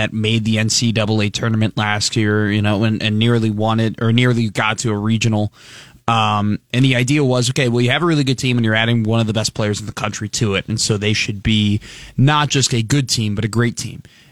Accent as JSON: {"language": "English", "town": "Skokie", "region": "Illinois", "country": "United States", "said": "I am from Skokie"}